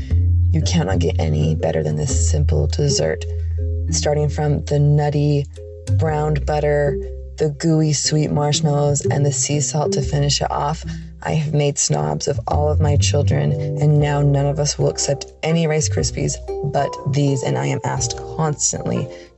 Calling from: Salt Lake City, Utah, United States; calling from Salt Lake City

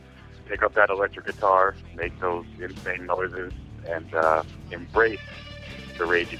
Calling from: Minnesota, United States; from Minnesota.

